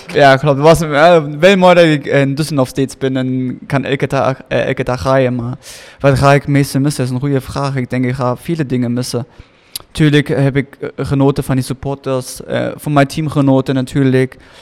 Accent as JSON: {"language": "Dutch", "country": "Germany", "moved": "yes", "said": "Ik ben Duitser"}